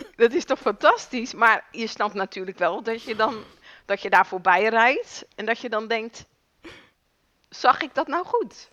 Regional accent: Netherlands; wij komen uit Nederland.

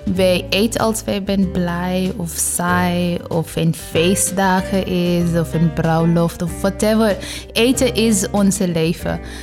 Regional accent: West Bengal, India; Dutch is a second language; now in Netherlands; ik kom uit Oost. Ik heb daar eh, geboren

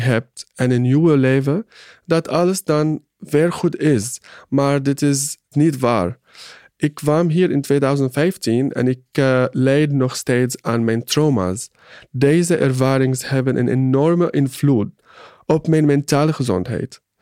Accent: Syria; Dutch is a second language; moved away as an adult; now in Netherlands; zeg dat ik uit Syrië kom

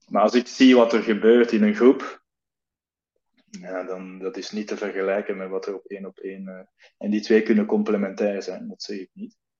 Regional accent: Belgium; now in Netherlands; ik kom uit België

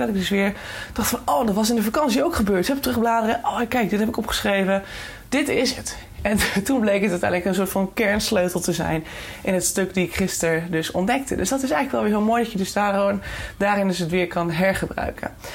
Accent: Netherlands; ons als Nederlanders

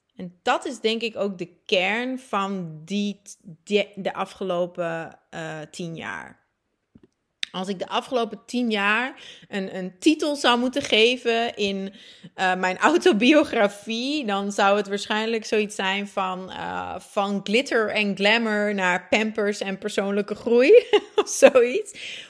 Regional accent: Friesland, Netherlands; moved away as an adult; also born or lived in Groningen / Leeuwarden / Antwerp, Belgium / Buenos Aires, Argentina; Ik ben geboren getogen in Groningen, groeide op in Friesland, studeerde ook af in Leeuwarden.

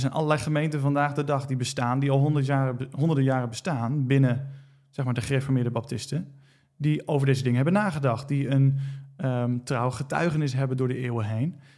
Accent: Netherlands; also born or lived in United States

